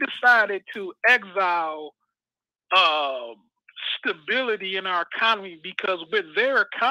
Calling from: Midwest, United States; from the Midwest.

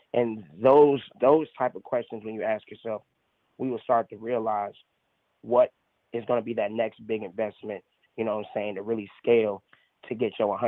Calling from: Atlanta, Georgia, United States; I'm reporting from Atlanta, Georgia.

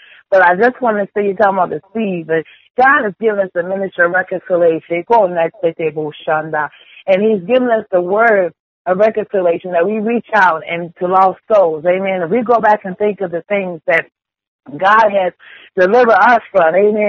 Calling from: Chesapeake, Virginia, United States; I am calling from Chesapeake, Virginia.

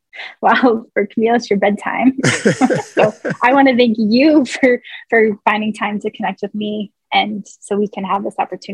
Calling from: upstate New York, United States; I am calling in from upstate New York, and it is 12:55 p.m. here.

